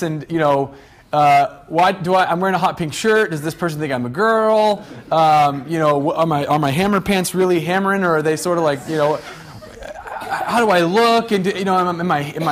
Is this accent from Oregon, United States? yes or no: yes; Medford, Oregon, United States; I grew up in Medford